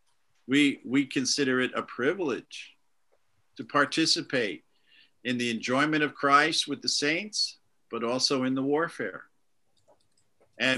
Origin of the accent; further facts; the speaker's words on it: New York, United States; moved away as an adult; also born or lived in Boston / London; now in Dublin, Ireland; I grew up in New York